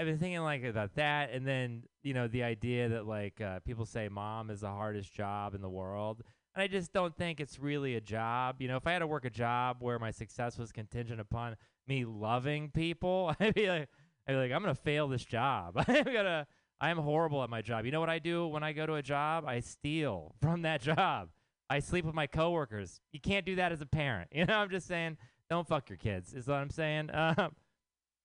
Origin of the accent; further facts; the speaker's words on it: Texas, United States; now in San Francisco, United States; I am from Texas